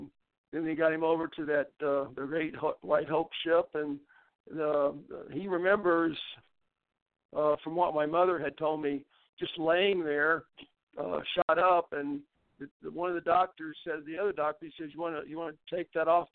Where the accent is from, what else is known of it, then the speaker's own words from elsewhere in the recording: Gideon, Missouri, United States; also born or lived in Cape Girardeau, Missouri; my brother and I grew up out on a farm in Gideon, Missouri